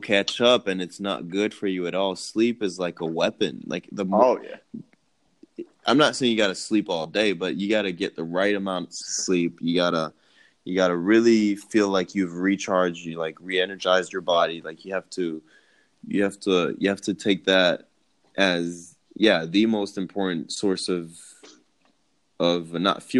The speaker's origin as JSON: {"language": "English", "region": "Maryland", "country": "United States", "also_born_or_lived": "Connecticut", "moved": "yes", "said": "I'm from Maryland"}